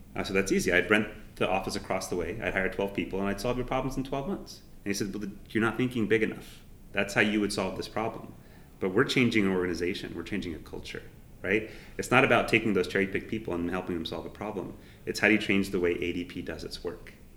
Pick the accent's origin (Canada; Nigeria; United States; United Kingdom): United States; San Jose, California; moved away; I grew up in San Jose